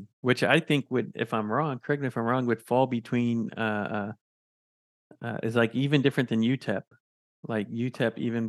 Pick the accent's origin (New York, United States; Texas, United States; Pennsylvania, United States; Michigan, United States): Texas, United States; San Antonio; I mean, it is my home because I'm from San Antonio